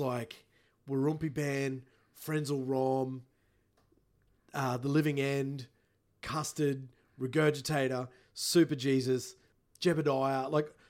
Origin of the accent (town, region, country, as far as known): Queensland, Australia; born or raised there